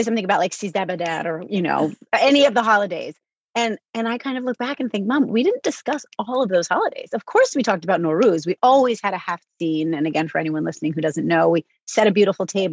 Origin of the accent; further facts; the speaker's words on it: New Haven, Connecticut, United States; I was born in 1970 in New Haven